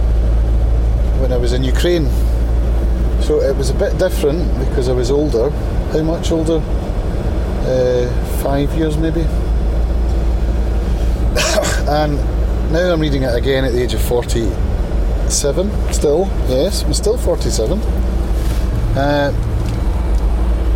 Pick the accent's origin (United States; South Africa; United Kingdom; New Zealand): United Kingdom; Prestwick, Scotland; the friendships that we formed growing up around Prestwick